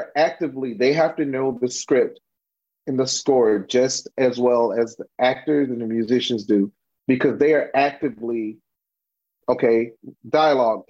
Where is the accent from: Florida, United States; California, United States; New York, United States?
Florida, United States; Miami; growing up in Miami